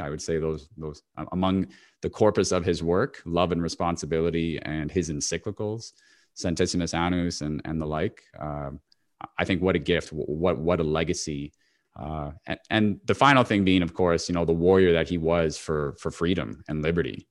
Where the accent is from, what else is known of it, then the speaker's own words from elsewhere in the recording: Toronto, Ontario, Canada; my hometown in Toronto